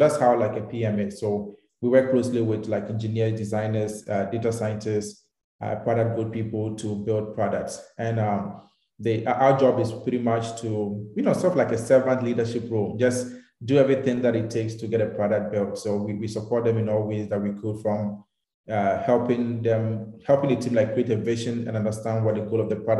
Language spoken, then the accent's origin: English; Takoradi, Western Region, Ghana; I'm from Ghana. I was born in Takrade. I grew up over there.